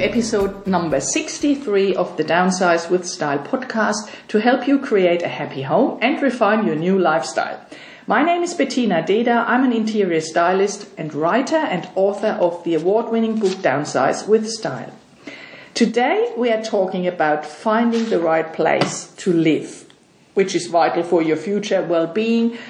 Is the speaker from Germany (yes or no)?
yes; Germany; moved away as an adult; now in Sydney, Australia; I'm from Germany